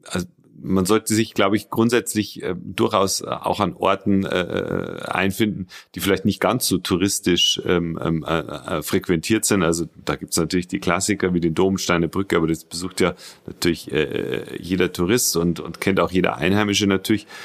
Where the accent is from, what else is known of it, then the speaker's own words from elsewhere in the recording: Regensburg, Bavaria, Germany; Äh, ich bin der, der Sprecher der Rebak, ähm, bin 41 Jahre alt, äh, gebürtiger Regensburger